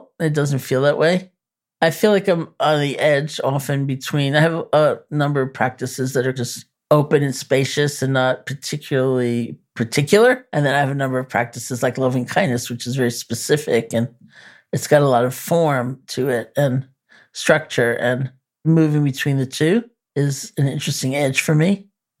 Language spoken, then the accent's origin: English; New York, United States; I'm a New Yorker.